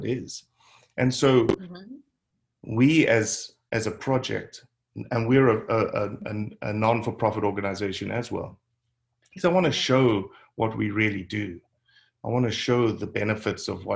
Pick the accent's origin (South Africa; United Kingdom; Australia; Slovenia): South Africa; moved away as an adult; now in United States; I was born and raised in South Africa. I lived in South Africa until I was 24